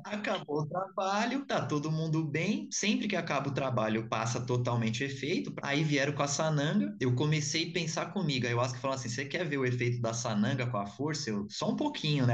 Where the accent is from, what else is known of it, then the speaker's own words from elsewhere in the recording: São Paulo, Brazil; sou de São Paulo